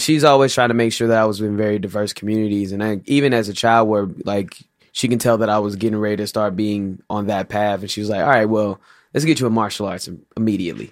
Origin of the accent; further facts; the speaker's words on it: St. Louis, Missouri, United States; Grew up in St. Louis